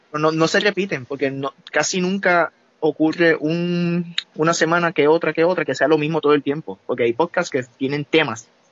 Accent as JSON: {"language": "Spanish", "country": "Puerto Rico", "moved": "yes", "said": "nosotros somos de Puerto Rico"}